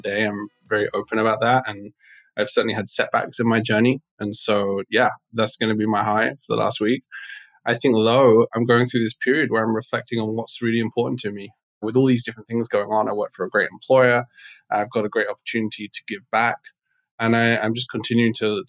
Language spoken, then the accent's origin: English; England, United Kingdom; moved away; I was born in England, very much raised with the culture of be seen, not heard, stiff upper lip.